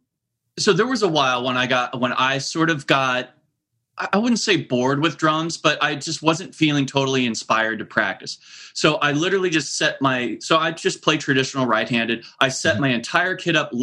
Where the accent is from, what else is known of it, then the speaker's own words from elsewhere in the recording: Lincoln, Nebraska, United States; now in Anaheim, United States; I grew up in Lincoln, Nebraska, and I so rarely get back there